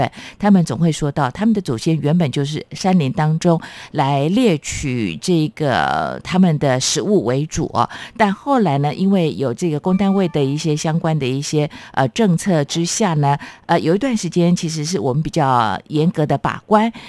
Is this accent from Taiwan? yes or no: yes; Chiayi, Taiwan; 那是我老家耶。